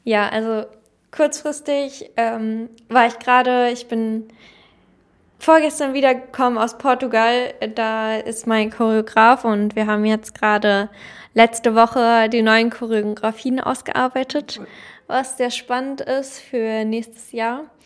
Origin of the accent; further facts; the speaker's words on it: Germany; als Deutsche